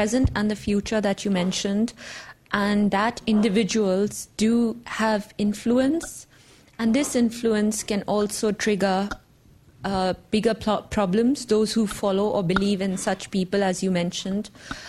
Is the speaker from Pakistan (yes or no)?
yes; Pakistan; I come from Pakistan.